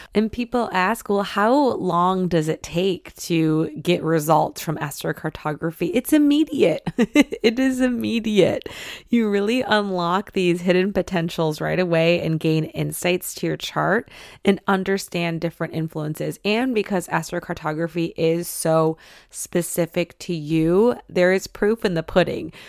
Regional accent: Detroit, Michigan, United States; moved away; I love Detroit, I love Michigan

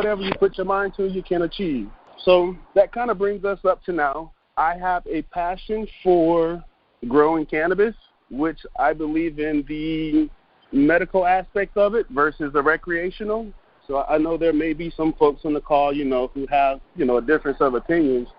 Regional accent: Fayetteville, North Carolina, United States; I am originally from Fayetteville, North Carolina.

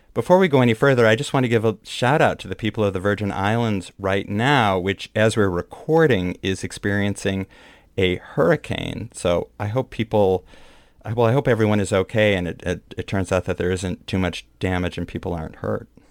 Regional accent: Midwest, United States; now in New York, United States; a Midwesterner who used to do tornado drills when I was growing up

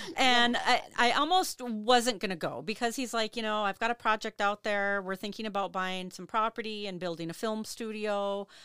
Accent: Duluth, Minnesota, United States; also born or lived in Superior, Wisconsin; I was born and raised here in Duluth

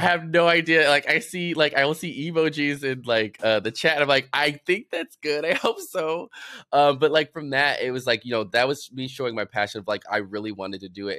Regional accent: Chicago, Illinois, United States; growing up in Chicago, I was just, I was surrounded by everything

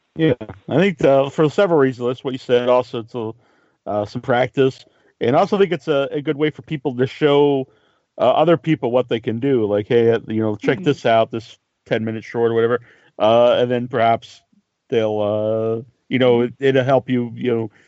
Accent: Cape Cod, Massachusetts, United States; we're both from Cape Cod in Massachusetts

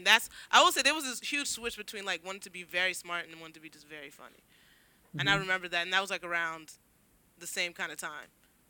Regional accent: Inglewood, California, United States; Well, I'm from Inglewood, but like I went to a lot of like charter schools in the South Bay

